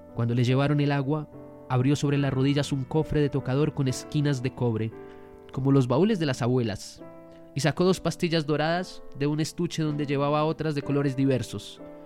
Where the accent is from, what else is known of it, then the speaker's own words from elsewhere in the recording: Colombia; nosotros somos colombianos